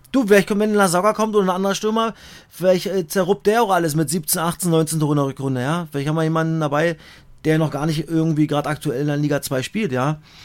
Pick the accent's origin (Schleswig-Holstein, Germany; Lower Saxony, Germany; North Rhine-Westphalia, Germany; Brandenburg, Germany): Brandenburg, Germany; Cottbus; ich bin dann schon sehr heimatverbunden ich bin in Cottbus geboren und ich, ich gucke natürlich nach Cottbus, habe da Familie, meine ganzen Freunde seit über 30 Jahren